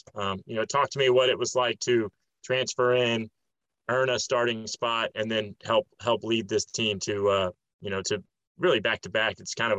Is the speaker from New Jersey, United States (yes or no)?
yes; West Windsor, New Jersey, United States; moved away; also born or lived in Austin, Texas / Florida; I grew up playing against in West Windsor.